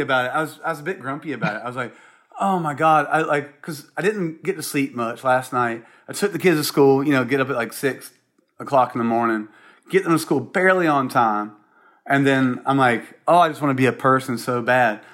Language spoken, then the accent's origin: English; Columbia, South Carolina, United States; moved away; also born or lived in Charleston, South Carolina / Seattle; growing up in South Carolina and Columbia, um, or Charleston